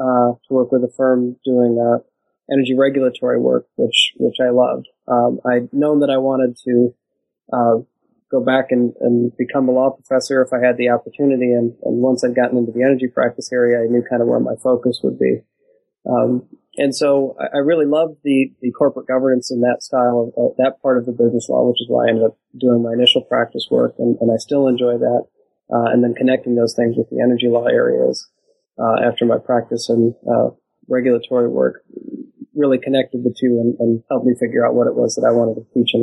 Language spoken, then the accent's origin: English; Michigan, United States; also born or lived in Washington, D.C.; I grew up in Michigan, was born and raised there, went to college in a few places around the country and graduated from Michigan State University